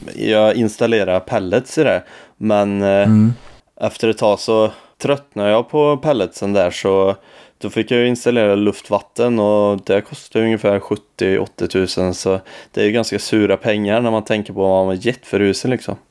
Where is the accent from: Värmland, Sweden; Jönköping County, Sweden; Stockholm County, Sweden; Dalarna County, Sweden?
Värmland, Sweden; Forshaga; huset mitt emot min mor och far på gatan där jag är uppvuxen